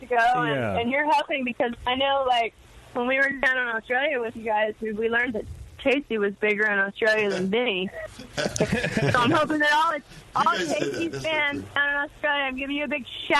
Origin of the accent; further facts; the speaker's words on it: Julian, California, United States; they happened to be from Julian, which is my hometown.